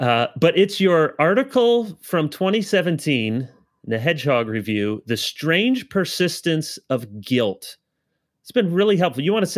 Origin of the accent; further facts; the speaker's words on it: Chicago, Illinois, United States; moved away; also born or lived in East Lansing, Michigan; I was born in Illinois. I was born south side of Chicago.